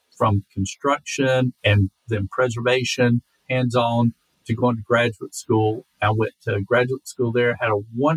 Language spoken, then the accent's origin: English; Mecklenburg County, North Carolina, United States; I am from North Meck. So I grew up in Mecklenburg County, grew up out in the country in an unincorporated part of the county